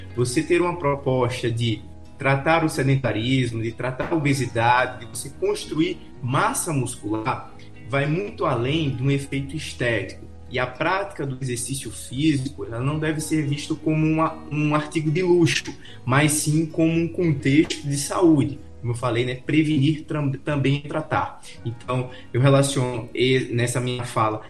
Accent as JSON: {"language": "Portuguese", "town": "Aracaju", "region": "Sergipe", "country": "Brazil", "said": "E eu tava em Alagoas, mas eu sou de Aracaju, Sergipe"}